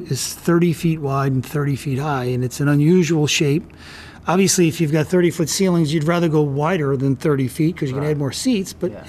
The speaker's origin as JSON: {"language": "English", "region": "New York", "country": "United States", "tie": "born or raised there", "also_born_or_lived": "Commack", "said": "Long Island, New York. I was born in a town called Commack, and my dad was a pharmacist, and he got a job out on the North Fork at a hospital. And we moved out to the country, so I kind of grew up."}